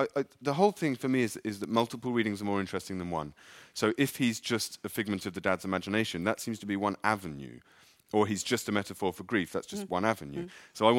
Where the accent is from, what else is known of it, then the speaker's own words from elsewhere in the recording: England, United Kingdom; I'm English.